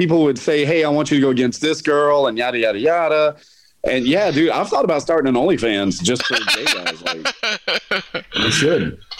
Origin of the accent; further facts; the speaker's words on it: Texas, United States; now in Louisiana, United States; here I'm in Louisiana, but ever since I've been here and people know I'm from Texas